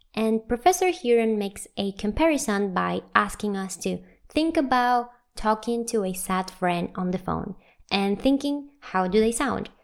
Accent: Venezuela; moved away as an adult; also born or lived in Santiago, Chile; I moved from my home country, Venezuela

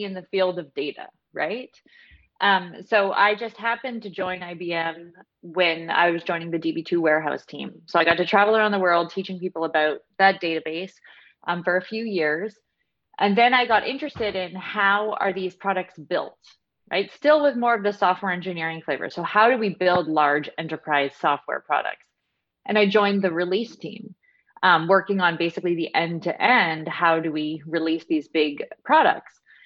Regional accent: Canada; I'm from Canada

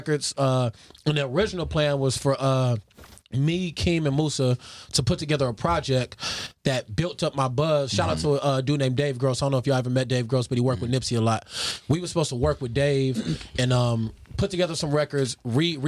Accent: Carson, California, United States; I'm from Carson

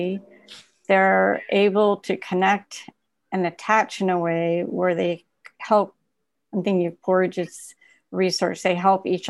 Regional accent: Dallas, Texas, United States; I was born in Texas too

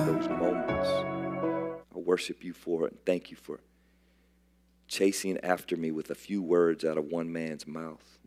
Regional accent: South Carolina, United States; I'm from South Carolina

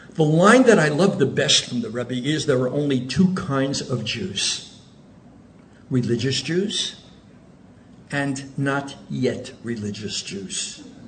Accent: Zurich, Switzerland; now in Oceanside, United States; So I was born in Switzerland. My father was a rabbi in Zurich.

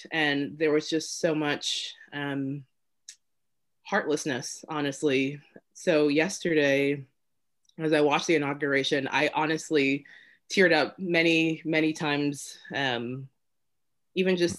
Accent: United States; also born or lived in Brooklyn, New York; I was born here in America, but I was born in an immigrant family

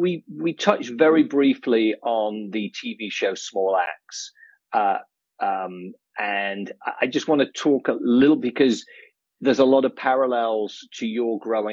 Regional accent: Manchester, North West England, United Kingdom; I didn't grow up in West London. I grew up in Manchester.

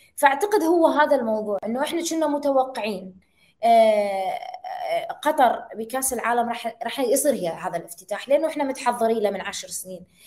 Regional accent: Iraq; عندنا بالعراق

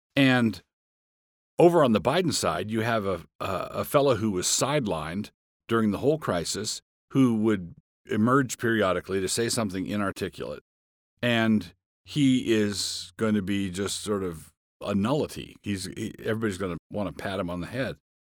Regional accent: Annapolis, Maryland, United States; moved away; also born or lived in Far West; I grew up in Annapolis, Maryland.

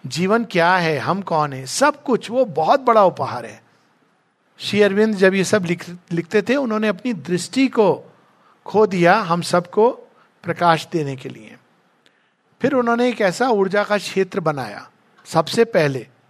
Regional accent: India; हम भारत में जन्मे

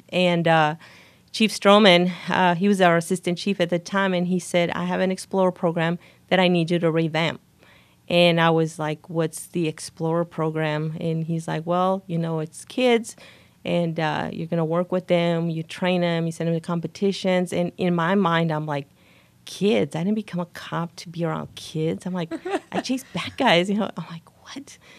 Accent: El Paso, Texas, United States; moved away as an adult; now in Waco, United States; I'm actually born and raised in El Paso, Texas

